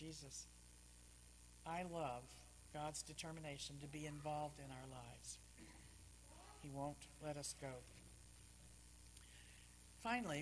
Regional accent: Texas, United States; I was very active in the Baptist Student Union growing up in Texas, Southern Baptist

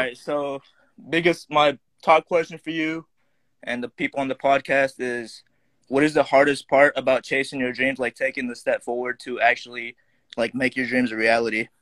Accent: Indiana, United States; I'm from Indiana

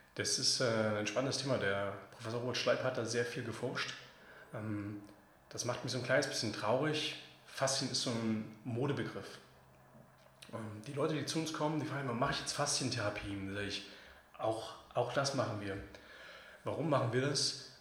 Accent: Leipzig, Saxony, Germany; ich bin selber Leipziger

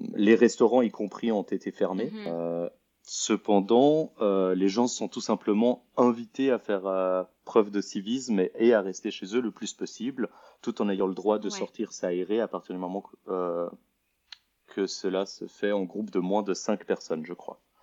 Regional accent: Lausanne, Vaud, Switzerland; moved away as an adult; also born or lived in Paris; je suis originaire de Lausanne, en Suisse

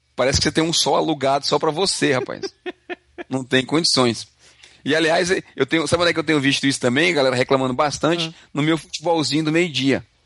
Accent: Ceará, Brazil; now in Canada; Eu vim lá do Ceará

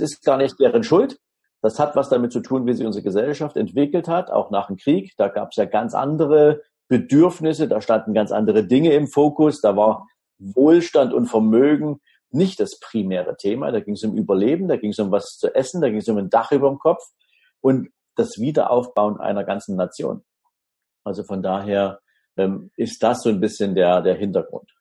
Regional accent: Dresden, Saxony, Germany; ich wohne in Dresden, habe da im Prinzip im Süden der Stadt ein kleines Häuschen mit meiner Familie. Ja, wir fühlen uns hier wunderbar und wohl. Ist auch meine Heimatstadt.

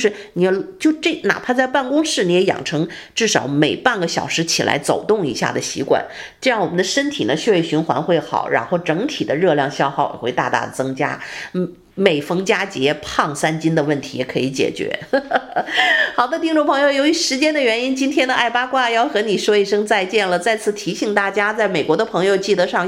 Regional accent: China; now in United States; 这这个我中国人讲这个叫什么的风水不好哈

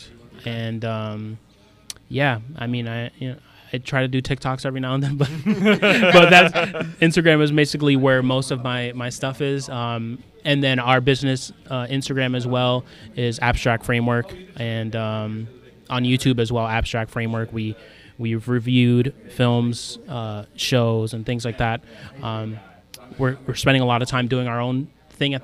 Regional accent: Hartford, Connecticut, United States; I grew up in Hartford

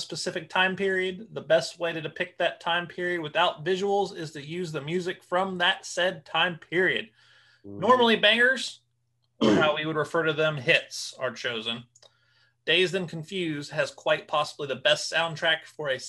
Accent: Ohio, United States; We grew up in Ohio

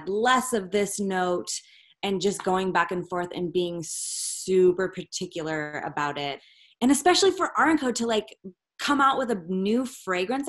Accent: Northern California, United States; I'm from Northern California

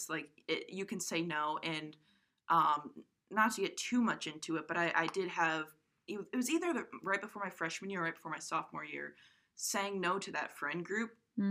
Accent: Coventry, Rhode Island, United States; moved away; I'm from Coventry, Rhode Island

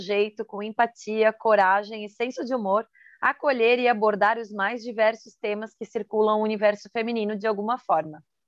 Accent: Santa Catarina, Brazil; sou de Santa Catarina

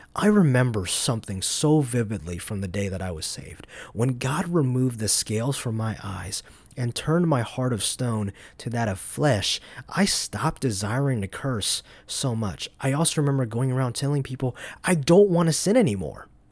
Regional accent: Georgia, United States; now in Madison, Wisconsin, United States; I'm from Georgia.

